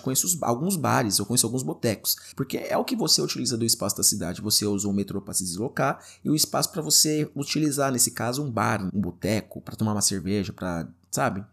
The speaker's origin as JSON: {"language": "Portuguese", "town": "Guarulhos", "region": "São Paulo", "country": "Brazil", "tie": "born or raised there", "moved": "as an adult", "said": "eu sou de São Paulo, não é exatamente da capital São Paulo, mas sou de Guarulhos"}